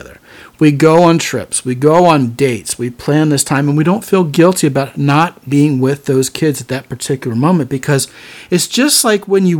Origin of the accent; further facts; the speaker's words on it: Texas, United States; I'm from Texas